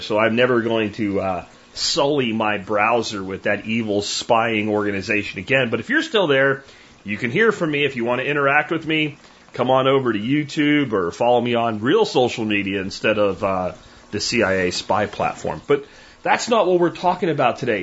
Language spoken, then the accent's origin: English; Pennsylvania, United States; moved away as an adult; my little homestead I grew up on in Pennsylvania